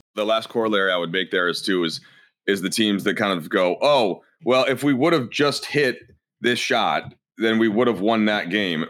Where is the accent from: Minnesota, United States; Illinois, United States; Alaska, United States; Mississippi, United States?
Minnesota, United States; moved away; I'm from Minnesota